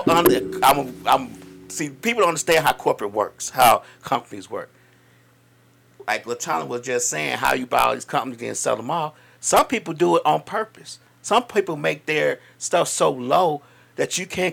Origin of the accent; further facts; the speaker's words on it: Chicago, Illinois, United States; I'm from Chicago. I was born on WBMX. I was raised on that Hot Mix 5